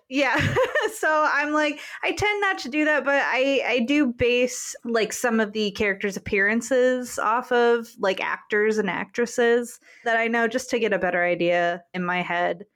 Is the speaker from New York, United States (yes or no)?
no; Grand Rapids, Michigan, United States; my hometown of Grand Rapids